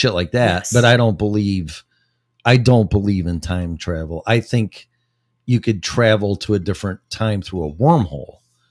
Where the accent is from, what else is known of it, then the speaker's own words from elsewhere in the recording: Texas, United States; Yes, I'm from Texas. It was a day and a half drive.